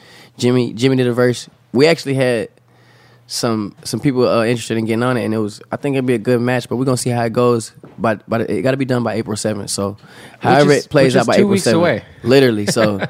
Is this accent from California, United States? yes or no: no; Mississippi, United States; I'm from the country, too. I'm from Mississippi